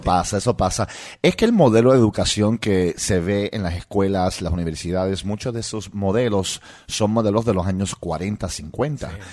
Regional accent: Puerto Rico; accent: Puerto Rican; first language English; Spanish is a second language; moved away; also born or lived in New York; Yo, nací en New York, mis padres son de Rusia y me crié en Puerto Rico

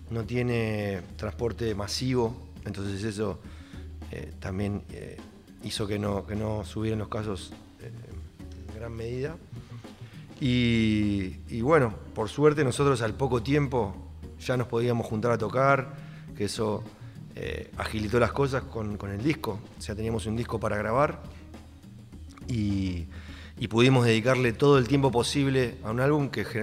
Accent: Argentina; born there; Yo soy las dos cosas, tengo la doble nacionalidad, soy nacido acá y tengo la nacionalidad uruguaya.

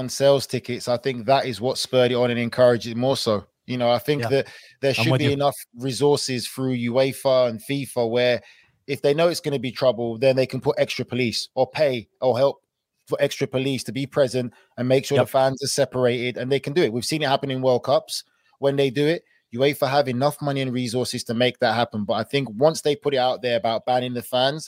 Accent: England, United Kingdom; I'm from England

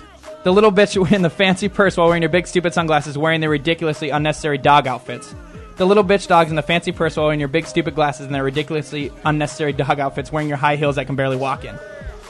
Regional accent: Billings, Montana, United States; moved away; No, I'm from Billings.

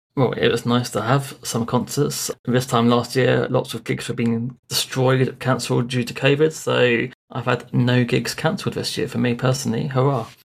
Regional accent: Bournemouth, South West England, United Kingdom; I am from Bournemouth in England

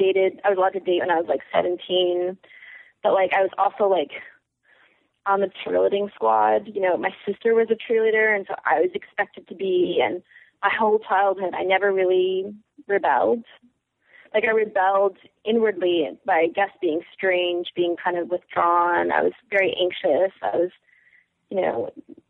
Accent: Chicago suburbs, Illinois, United States; moved away; also born or lived in Ohio; I'm from the Chicago suburbs.

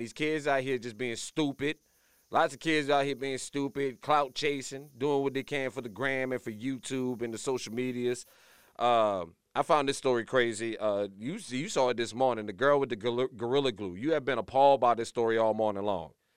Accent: Louisiana, United States; moved away; she from my home state, disappoint my home state, proving that the education system in Louisiana is lacking

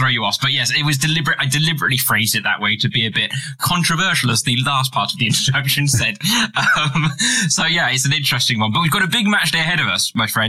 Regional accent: United Kingdom; I'm British, so I have to say arse as opposed to ass

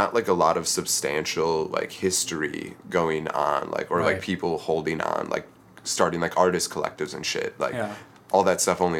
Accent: Wisconsin, United States; moved away as an adult; now in Seattle, United States; I'm from Wisconsin originally and moved out here about 2 years ago

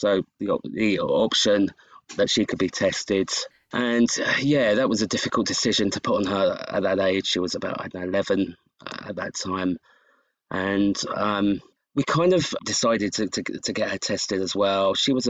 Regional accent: United Kingdom; I'm from the UK

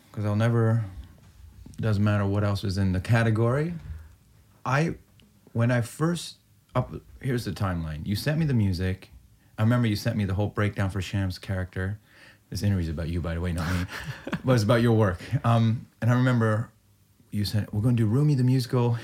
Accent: Peterborough, Ontario, Canada; I'm growing up in Peterborough, Ontario, which, real hick, small town, Iranian

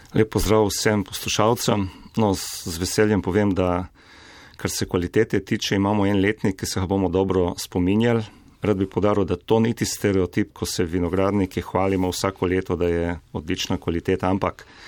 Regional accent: Slovenia; Slovenci smo

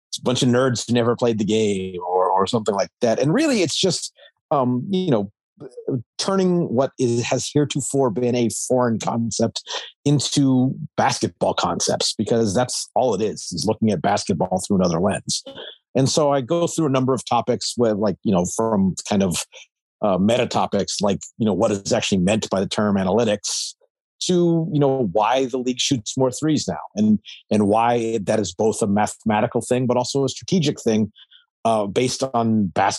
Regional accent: Anchorage, Alaska, United States; moved away; I'm originally from Anchorage, Alaska.

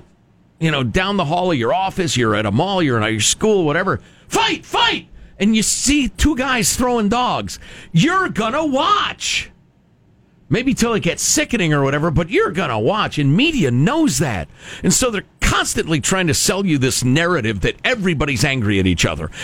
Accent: United States; I grew up in America

